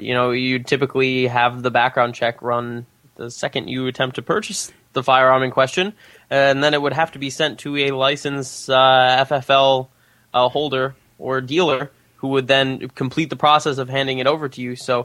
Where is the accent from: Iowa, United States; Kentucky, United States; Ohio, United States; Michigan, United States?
Michigan, United States; my home state of Michigan